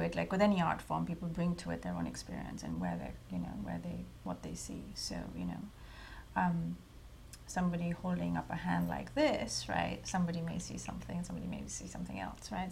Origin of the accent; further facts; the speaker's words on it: India; moved away; when I was growing up in India, I was writing for newspapers